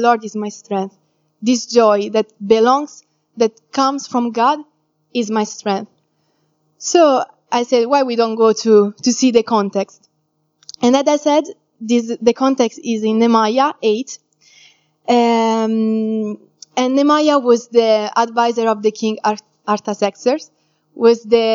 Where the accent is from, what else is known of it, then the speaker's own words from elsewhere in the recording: Italy; moved away; I'm from Italy